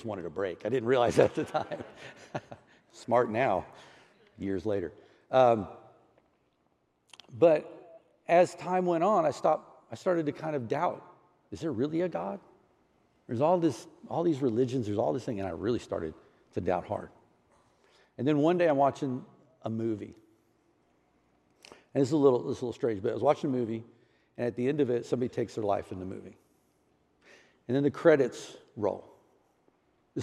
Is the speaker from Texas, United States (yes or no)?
yes; Houston, Texas, United States; moved away; I grew up in Houston, Texas, a little area called Clear Lake City